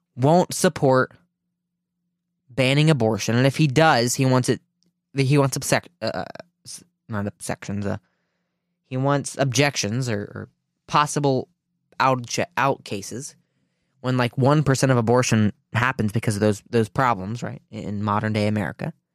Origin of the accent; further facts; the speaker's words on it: Ohio, United States; from my home state of Ohio